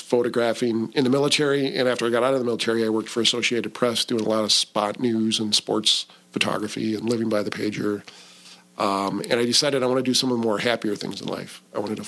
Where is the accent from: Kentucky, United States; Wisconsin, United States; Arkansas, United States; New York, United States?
Wisconsin, United States; Milwaukee; I grew up in Milwaukee on the northwest side.